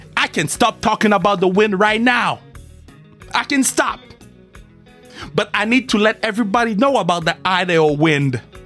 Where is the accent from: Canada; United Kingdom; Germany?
Canada; I'm from Canada